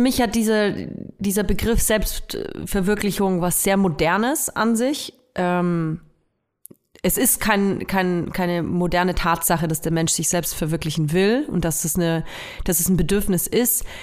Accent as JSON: {"language": "German", "town": "Nuremberg", "region": "Bavaria", "country": "Germany", "tie": "born or raised there", "moved": "yes", "said": "Ich komme ja aus Nürnberg und ich höre auch total gerne Nürnberger Radiosender. Ähm, ich, mein Lieblingsradiosender früher als Kind war N1 natürlich"}